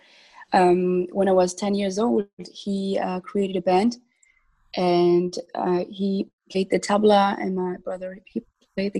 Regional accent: Switzerland; I was born and raised in Switzerland

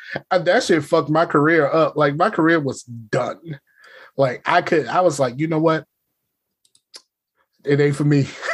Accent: the South, United States; accent: Southern; I am a Southerner

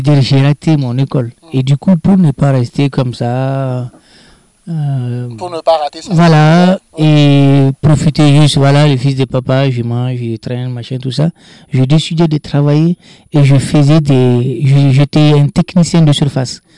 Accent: Arlit, Agadez, Niger; moved away as an adult; also born or lived in Lyon, France; now in Agadez, Niger; je suis né à Agadez, à Arlit, pardon, et grandi, tout ça, et je me retrouve à vingt-trois ans en France

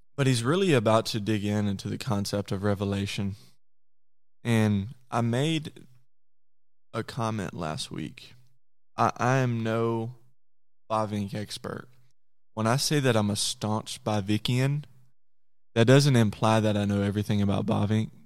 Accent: Conway, Arkansas, United States; I'm from Conway, Arkansas

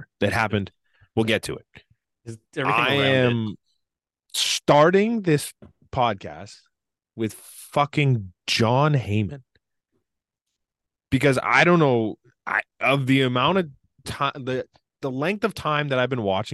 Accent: Canada

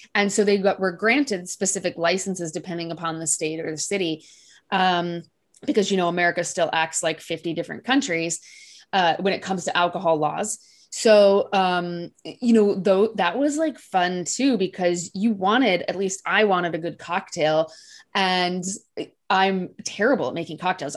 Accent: Iowa, United States; I'm from Iowa, and I did not grow up with wine on my table

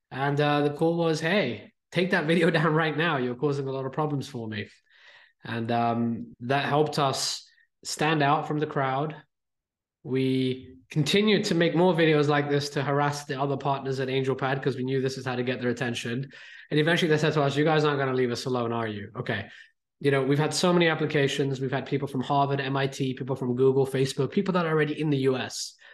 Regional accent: India; now in United Kingdom; me, I'm an Indian kid living in the UK.

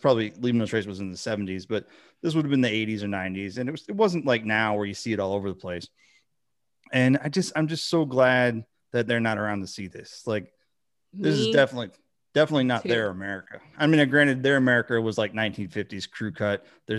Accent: Michigan, United States; And then, you know, I grew up in Michigan where you have a lot of, and it's just all over the country, but you have a lot of, white people who are lower income

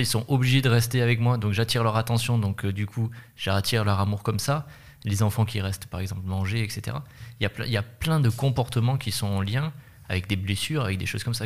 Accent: France

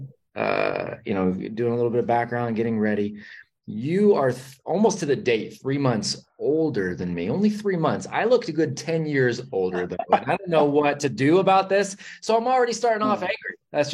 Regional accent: Vacaville, California, United States; now in North Carolina, United States; but yeah, I grew up in Vacaville. So I know you're familiar with it. So I grew up in Vacaville.

